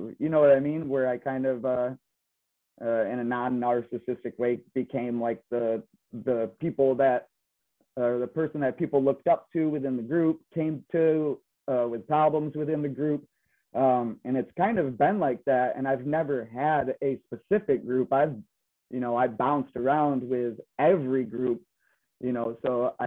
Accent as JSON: {"language": "English", "town": "Belding", "region": "Michigan", "country": "United States", "said": "I'm originally from Michigan, the Grand Rapids area, from a small town, Belding, Greenville area, within Kent and Ionia County."}